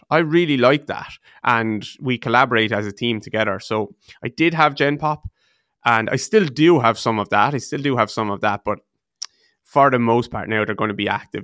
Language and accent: English; Waterford, Munster, Ireland; I'm from a place called Waterford in the southeast of Ireland, just about two hours south of Dublin.